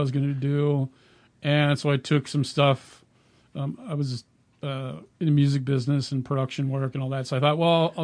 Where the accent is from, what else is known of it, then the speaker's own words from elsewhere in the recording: California, United States; moved away as an adult; also born or lived in Minnesota; now in Oregon, United States; We're originally from California